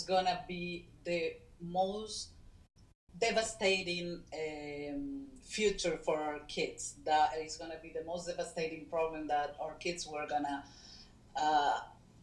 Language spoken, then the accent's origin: English; Caracas, Capital District, Venezuela; moved away; I was born in Caracas, Venezuela, in a free country then, and nobody was even thinking about immigrating or leaving the country for good